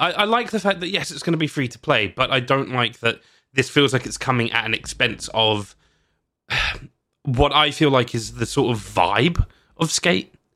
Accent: United Kingdom; I'm British

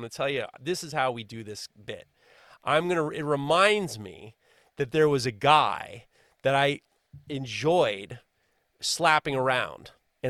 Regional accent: New York, United States; I'm from New York, for Christ's sakes.

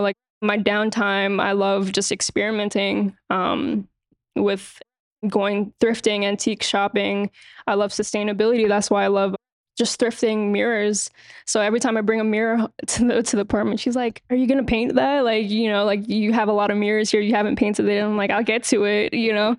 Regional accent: New York City, New York, United States; born and raised in New York City

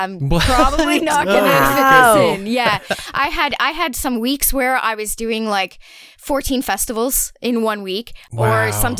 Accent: near Montreal, Quebec, Canada; now in Montreal, Canada; I kind of come from a bit of a small town. So even though I grew up near Montreal

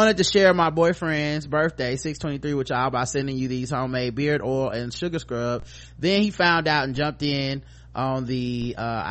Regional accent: the South, United States; I'm from the South

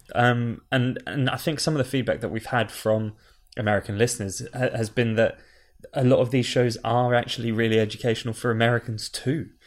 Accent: United Kingdom; we are five British people who have been brought up in, um, our very own context.

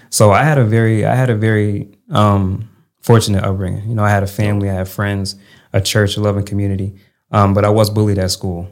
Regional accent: Connecticut, United States; moved away as an adult; also born or lived in Maryland / Louisiana / Texas; So I was raised in Connecticut

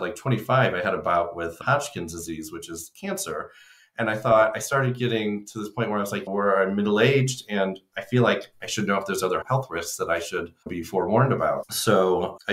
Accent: Illinois, United States; I grew up in Illinois

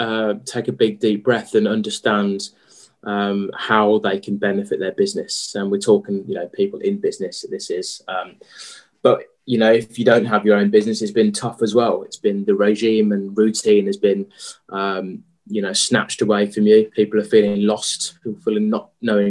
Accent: Lichfield, West Midlands, United Kingdom; also born or lived in Birmingham / London / Australia / Shropshire; Grew up in Lichfield

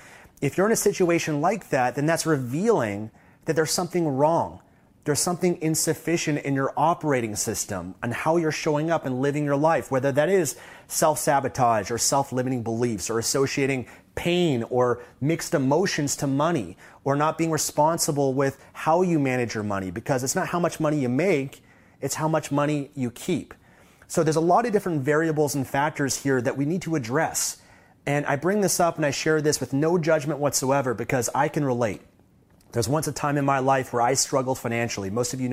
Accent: Canada; I don't take for granted the fact that I had a privilege of growing up in Canada

